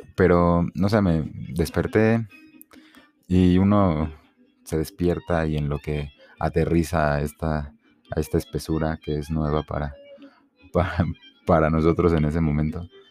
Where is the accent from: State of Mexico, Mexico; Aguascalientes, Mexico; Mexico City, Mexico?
Mexico City, Mexico; soy un chilango, este, mm, mi, mi, padre es de Veracruz, mi madre es de Torreón y pues yo nací aquí.